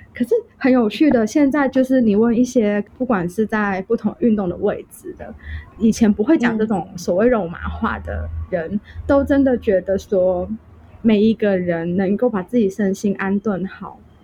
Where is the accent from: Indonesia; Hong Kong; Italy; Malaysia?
Hong Kong; moved away as an adult; now in Taiwan; 我们香港人这个群体反而在街头上对不认识的人也非常的愿意给出自己的帮忙